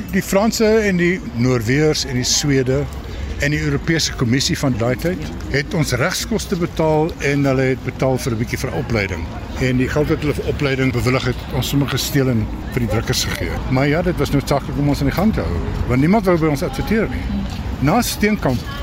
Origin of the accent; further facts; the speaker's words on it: Kroonstad, Free State, South Africa; moved away; Ek kon nie teruggaan na my geboortedorp toe vir jare nie